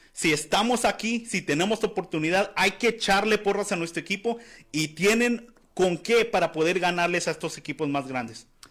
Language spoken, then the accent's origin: Spanish; Arizona, United States; soy de aquí de Arizona